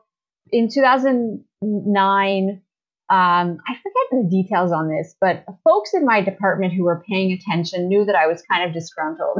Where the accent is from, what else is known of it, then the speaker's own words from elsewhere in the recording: Ottawa, Ontario, Canada; moved away as an adult; also born or lived in Toronto; I grew up in Ottawa